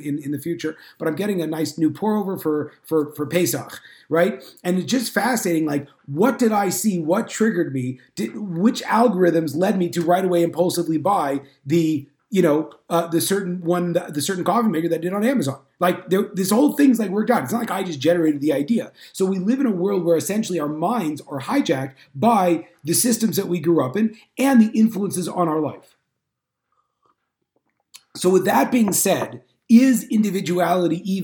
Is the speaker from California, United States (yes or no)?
yes; Northern California, United States; I grew up in Northern California in a largely assimilated Jewish home.